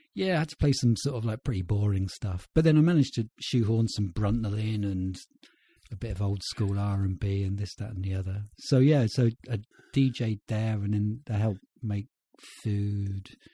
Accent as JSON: {"language": "English", "country": "United Kingdom", "said": "I'm British"}